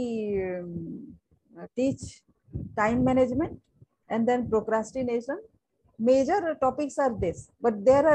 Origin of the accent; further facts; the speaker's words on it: Sundargarh, Odisha, India; I'm from Odisha